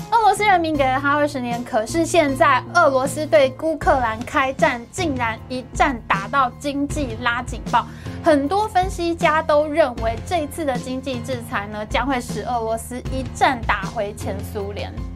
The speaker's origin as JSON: {"language": "Chinese", "country": "Taiwan", "said": "我们台湾人"}